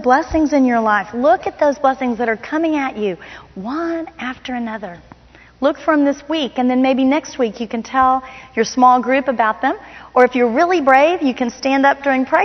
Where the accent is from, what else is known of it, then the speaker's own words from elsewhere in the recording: Miami, Florida, United States; moved away; I grew up in Miami, Florida